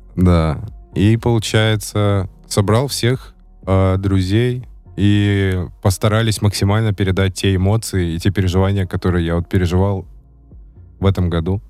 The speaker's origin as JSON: {"language": "Russian", "town": "Baranovichi", "region": "Brest Region", "country": "Belarus", "tie": "born or raised there", "said": "родился в одном городе, где родились э, а, НК и Юник"}